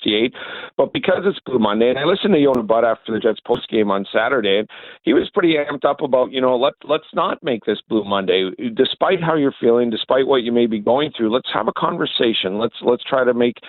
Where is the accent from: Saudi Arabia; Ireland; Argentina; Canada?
Canada; we're from Canada